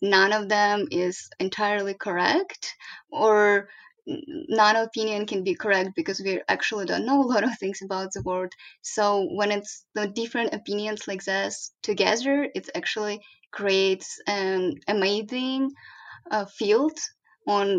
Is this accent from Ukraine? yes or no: yes; Ukraine; now in Korea; I grew up in Ukraine